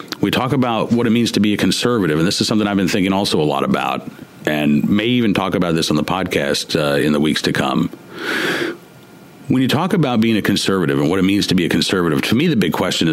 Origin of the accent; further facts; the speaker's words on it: Oklahoma, United States; moved away; I went to Catholic school growing up in Oklahoma